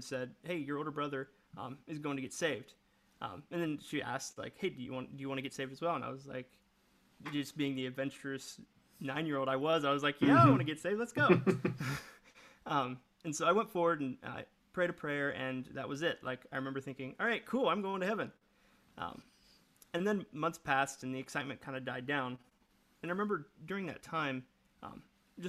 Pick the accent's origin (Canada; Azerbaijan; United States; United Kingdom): United States; Logan, Ohio; I grew up in the small town of Logan, Ohio.